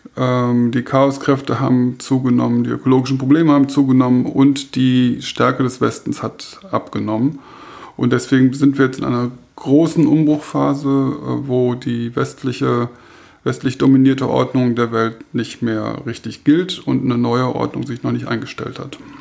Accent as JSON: {"language": "German", "country": "Germany", "said": "wir als Deutsche"}